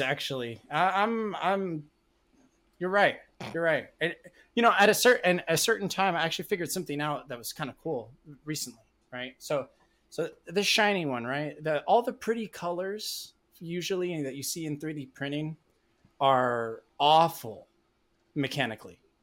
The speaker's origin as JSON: {"language": "English", "town": "Madera", "region": "California", "country": "United States", "tie": "born or raised there", "said": "back in my hometown of Madera, California"}